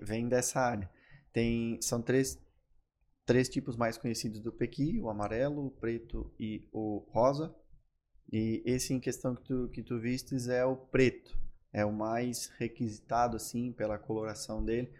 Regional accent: Carlos Barbosa, Rio Grande do Sul, Brazil; accent: gaúcho do interior; moved away as an adult; now in Florianópolis, Brazil; Sou natural de Carlos Barbosa, estou aqui em Floripa faz um ano e meio

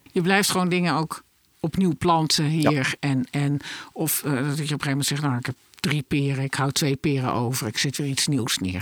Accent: Netherlands; wij als Nederlander

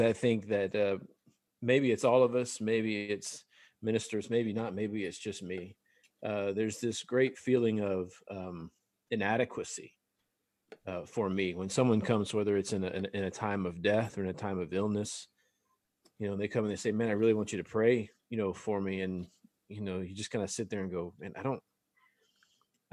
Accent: South Louisiana, United States; we're from South Louisiana

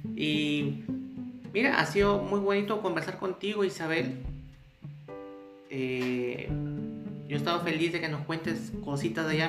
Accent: Peru

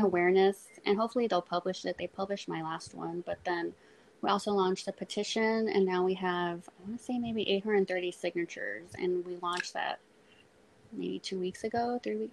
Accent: Corpus Christi, Texas, United States; I'm from Corpus

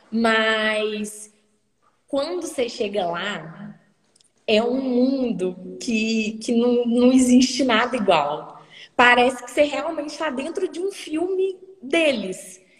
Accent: Hackensack, New Jersey, United States; born there; E aí eu nasci no Hospital Central de lá. E fica uns 20 minutos de ônibus de Nova York, que é bem pertinho.

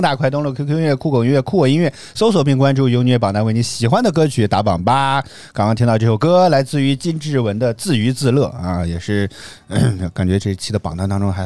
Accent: northern China, China; 作为一个北方人

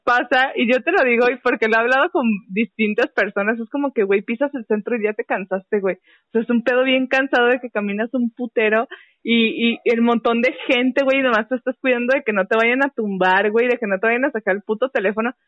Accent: Guadalajara, Jalisco, Mexico; yo soy tapatía 100%

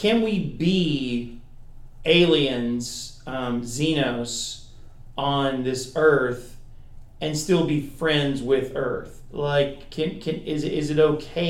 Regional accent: Kentucky, United States; moved away as an adult; now in North Carolina, United States; Kentucky was where we knew our hearts were still in Kentucky in many ways. It's where we were raised, it's where we were born, it's where our family is.

